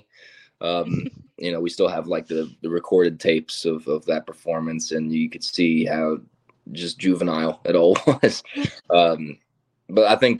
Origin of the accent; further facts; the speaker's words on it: Florida, United States; moved away; I'm originally from Florida